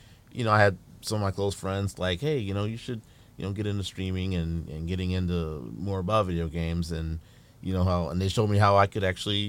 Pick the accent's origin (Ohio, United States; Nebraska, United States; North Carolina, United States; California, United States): Ohio, United States; Dayton; also born or lived in New Orleans; now in Toledo, United States; Originally, I was born in New Orleans, Louisiana. Moved to Ohio when I was about 7-ish, you know, years old. And lived in Dayton. Moved to Toledo in about 99. You know, kind of been here since.